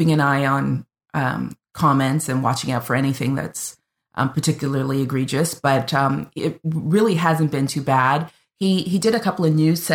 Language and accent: English; Canada; I'm the Canadian